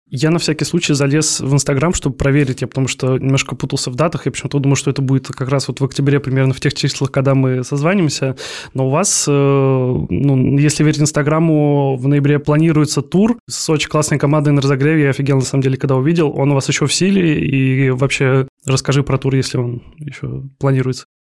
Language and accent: Russian; Kaliningrad, Kaliningrad Oblast, Russia; Я из Калининграда